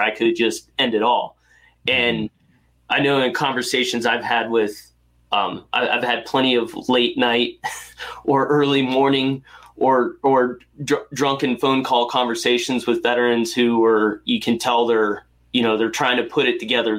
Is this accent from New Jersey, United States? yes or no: no; North Carolina, United States; I grew up in North Carolina